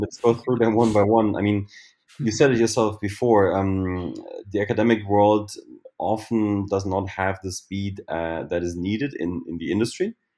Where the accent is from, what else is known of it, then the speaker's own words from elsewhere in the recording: Germany; also born or lived in Berlin; I'm from Germany, and I live in Berlin